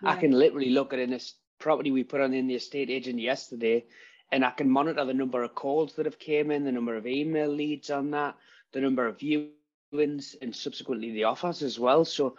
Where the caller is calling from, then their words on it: Newcastle, North East England, United Kingdom; I'm up in Newcastle. I'm currently in my estate agency office.